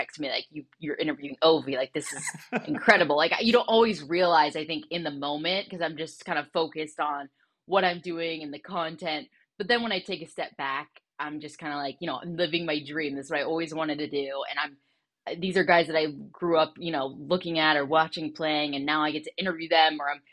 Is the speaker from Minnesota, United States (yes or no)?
no; Southern California, United States; my family growing up in Southern California